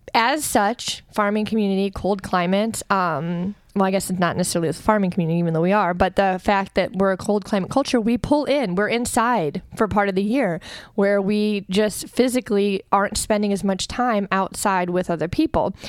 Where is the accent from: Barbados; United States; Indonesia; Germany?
United States; we Americans